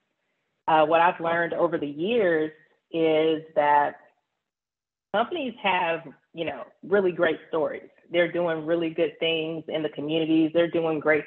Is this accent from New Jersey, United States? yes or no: no; Nashville, Tennessee, United States; now in Houston, United States; I am originally from Nashville, Tennessee, born and raised there